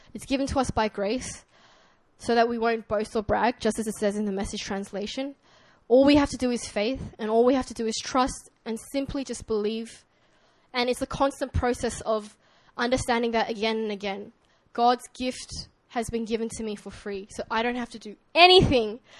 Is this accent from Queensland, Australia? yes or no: no; Sydney, New South Wales, Australia; accent: Australian; moved away; this is my Australian accent